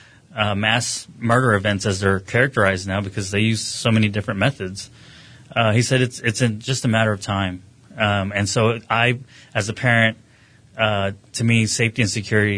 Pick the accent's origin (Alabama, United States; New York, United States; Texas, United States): Texas, United States; Midland; also born or lived in Houston; I was born and raised in Midland in 1981. I was born at Midland Memorial Hospital.